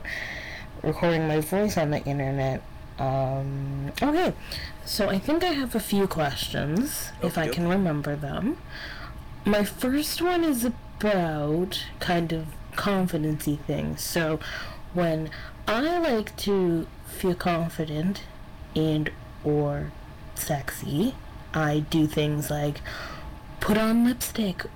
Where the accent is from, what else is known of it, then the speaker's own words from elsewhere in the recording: Canada; I am a Canadian lady, and I live in the frozen tundra of Canada